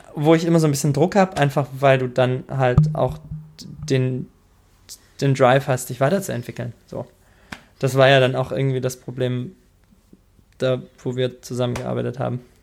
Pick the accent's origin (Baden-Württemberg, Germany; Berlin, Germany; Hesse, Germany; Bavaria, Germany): Baden-Württemberg, Germany; Tübingen area; über Tübingen geredet und ich komme ja da direkt aus der Ecke